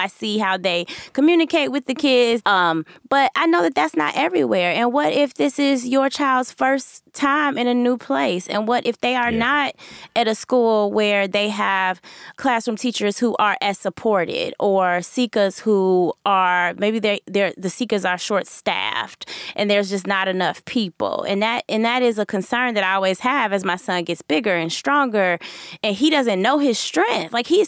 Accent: Chicago, Illinois, United States; but just as a Chicagoan, is the idea or the rumblings that the White Sox where the White Sox owner may want to move the team

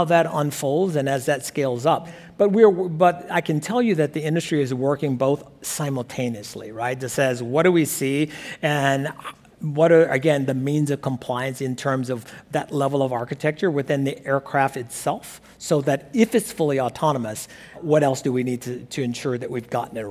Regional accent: Alabama, United States; a small boy growing up in Alabama

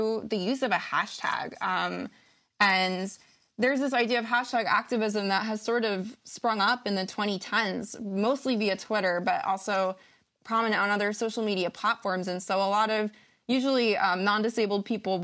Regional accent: United States; moved away as an adult; now in Canada; I am American

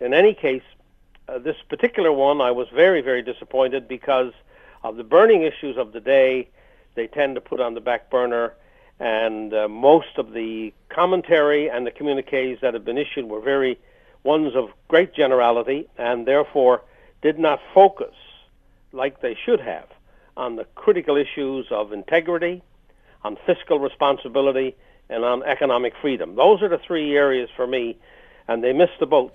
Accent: Canada; as a Canadian who pays his taxes regularly to all three levels of government

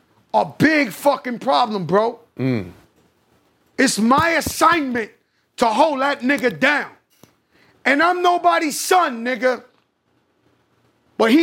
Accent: New York City, New York, United States; I grew up, I was born in Bronx, Lebanon projects. My mother grew up in the projects. I grew up in the projects.

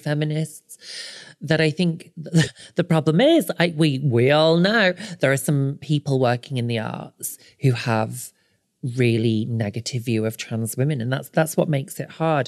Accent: the north of England, United Kingdom; moved away; I am an author originally from the north, but now I live on the south coast

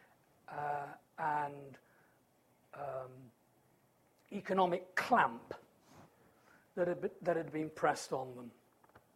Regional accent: United Kingdom; as a British patriot

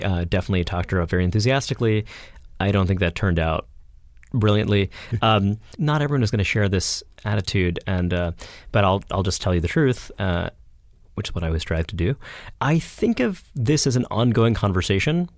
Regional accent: New York City, New York, United States; I grew up in a, I grew up in Brooklyn

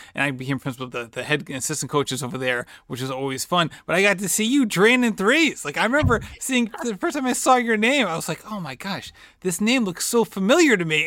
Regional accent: Barrington, Rhode Island, United States; my hometown

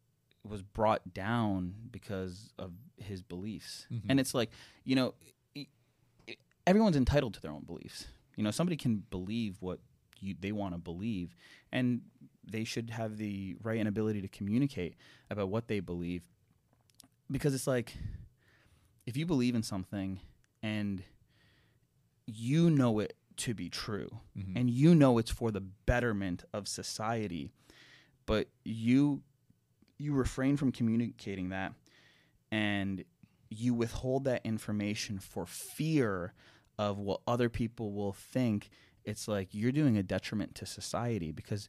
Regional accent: Canada; I'm Canadian. Yeah. And I've seen a lot of things happen in Canada that, you know, makes one not super proud of the country.

